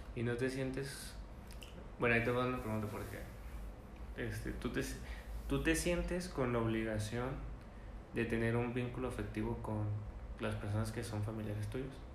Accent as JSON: {"language": "Spanish", "region": "northern Mexico", "country": "Mexico", "accent": "norteño", "said": "yo soy el norteño del, del acento"}